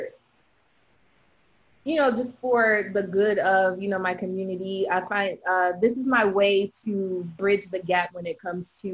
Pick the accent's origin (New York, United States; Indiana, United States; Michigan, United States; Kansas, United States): Michigan, United States; Detroit; now in Orlando, United States; I'm born and raised in Detroit, Michigan. Currently live in Orlando